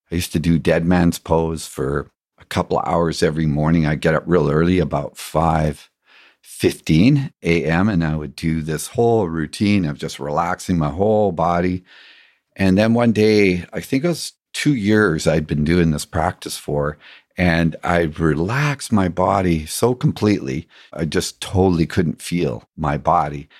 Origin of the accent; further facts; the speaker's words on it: England, United Kingdom; growing up in England